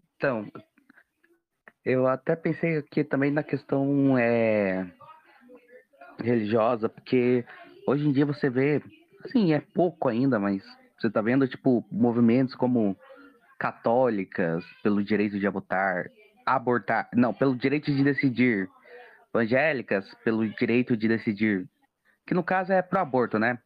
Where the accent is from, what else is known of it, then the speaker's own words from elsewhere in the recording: Brazil; eu sou brasileiro